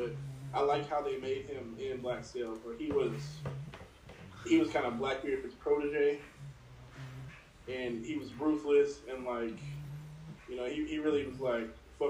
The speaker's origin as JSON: {"language": "English", "town": "Wimberley", "region": "Texas", "country": "United States", "tie": "born or raised there", "said": "I'm born and raised in Texas, lived here my whole life. I'm from a small town called Wimberley, which is, it's like south of Austin, maybe like 35 minutes."}